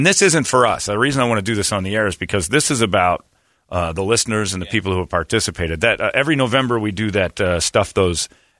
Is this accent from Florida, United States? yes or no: no; Salt Lake City, Utah, United States; born there; And the funny thing is, I was born in Salt Lake.